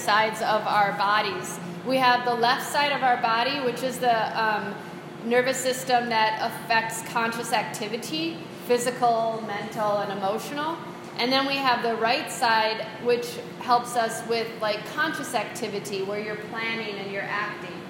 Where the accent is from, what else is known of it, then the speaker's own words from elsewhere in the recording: United States; I'm an American